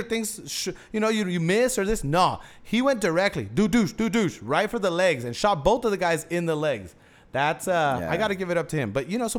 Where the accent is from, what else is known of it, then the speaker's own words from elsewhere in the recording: Houston, Texas, United States; And this is my hometown. I thought this would have happened in Florida. Crazy shit happens in Florida.